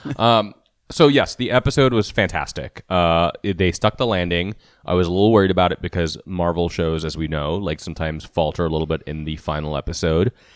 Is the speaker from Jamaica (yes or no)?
no; India; I am Indian, so I can make that accent